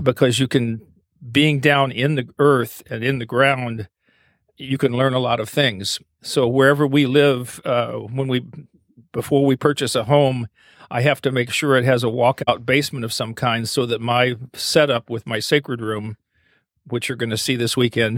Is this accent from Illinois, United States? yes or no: no; Eastern Kentucky, United States; also born or lived in Asheville, North Carolina; now in Maine, United States; I grew up in Eastern Kentucky